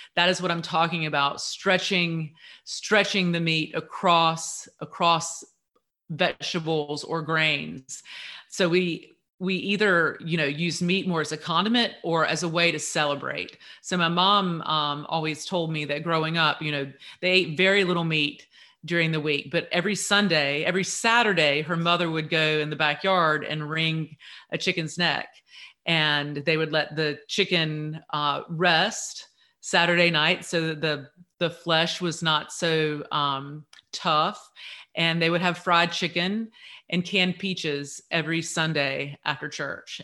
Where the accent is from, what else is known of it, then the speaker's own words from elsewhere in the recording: Eastern North Carolina, United States; I grew up here in Eastern North Carolina